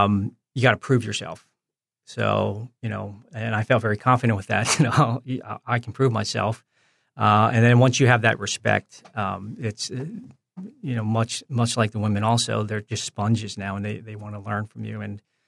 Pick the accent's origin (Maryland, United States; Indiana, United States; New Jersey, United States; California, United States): New Jersey, United States; also born or lived in Philadelphia / New York; Yeah, so fortunate just growing up in the New Jersey, Philadelphia, New York area.